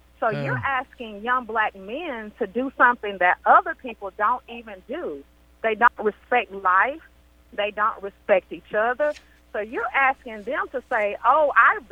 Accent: Atlanta, Georgia, United States; I grew up in the South. I grew up in what they call the SWATs in Atlanta, Georgia

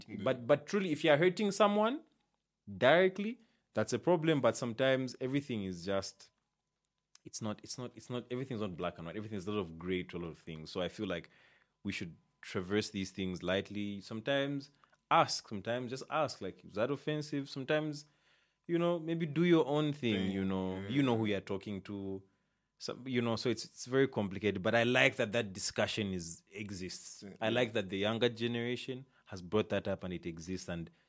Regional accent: Copperbelt Province, Zambia; also born or lived in Muchinga / Mansa; I grew up in Riverside, and like the way we grew up, I guess young family, you know, you could just go out and talk to the kids and whatever. Mm-hmm. And I grew up speaking Bemba, you know. Mm-hmm. Well, that's not my native tongue, you know. I'm from like Muchinga, Isoka, Nyika, Nyika is the language we.

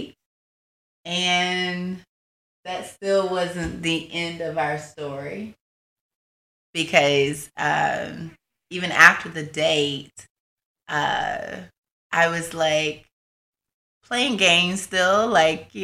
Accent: Marianna, Florida, United States; I'm from Marianna, Florida, which is a small little country town in the panhandle of Florida.

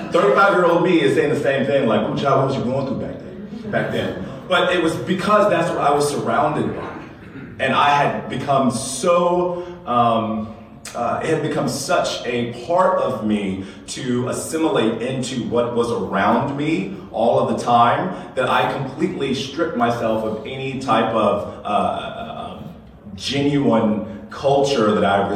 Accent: Lexington, South Carolina, United States; I grew up in Lexington, South Carolina

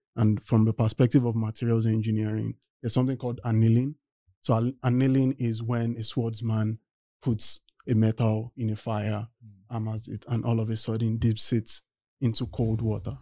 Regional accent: Nigeria; moved away as an adult; now in United States; I am originally from Nigeria and I came to the US to study mechanical engineering

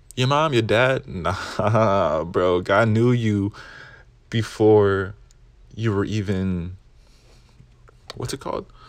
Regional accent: Arkansas, United States; I'm Mexican proudly from Arkansas

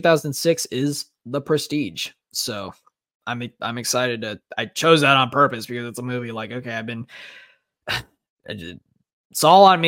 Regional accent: Chandler, Arizona, United States; The opening scene of Sicario takes place in my hometown

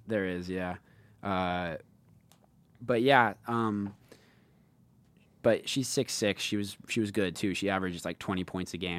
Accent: Seattle, Washington, United States; in Seattle, my hometown

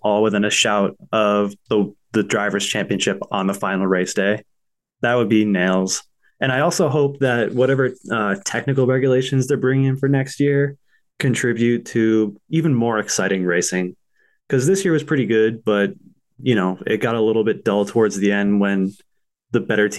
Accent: United States; we're American

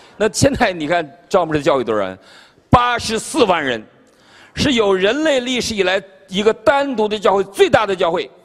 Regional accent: China; now in Virginia, United States; 我们中国人

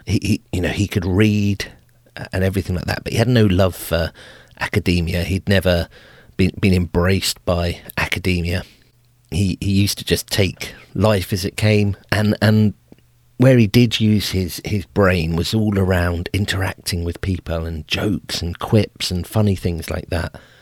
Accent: England, United Kingdom; I'm an Englishman.

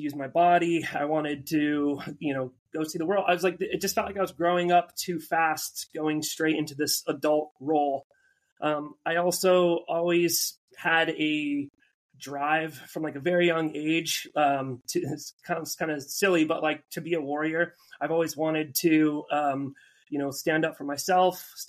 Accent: Albuquerque, New Mexico, United States; moved away as an adult; also born or lived in Oregon; now in San Diego, United States; I'm from Albuquerque, New Mexico. I grew up kind of at the base of the mountains there.

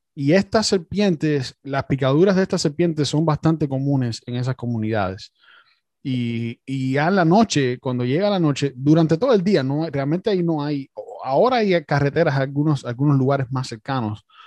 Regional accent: Cuba; yo también soy cubano

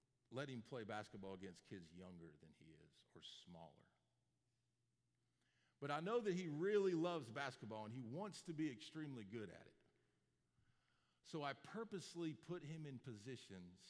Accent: Florida, United States; moved away; My dad and I grew up in Florida

